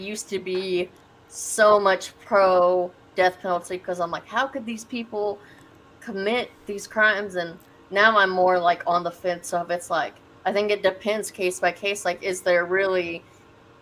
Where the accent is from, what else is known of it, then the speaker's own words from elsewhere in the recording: Nashville, Tennessee, United States; now in Omaha, United States; I'm originally from Nashville, Tennessee.